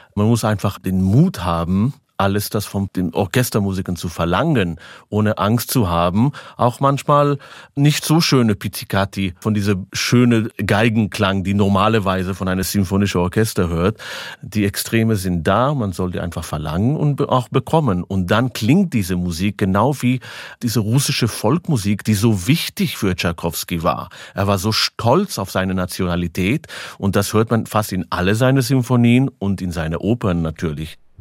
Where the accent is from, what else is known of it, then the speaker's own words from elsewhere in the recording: Israel; German is a second language; Ich bin in Israel geboren, aber 100% Romanian Blood